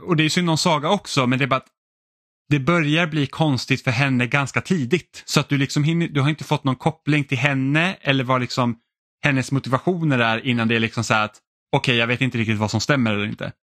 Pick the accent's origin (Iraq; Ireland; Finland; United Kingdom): Finland; jag känner mig som då finne känner mig liksom väldigt mycket hemma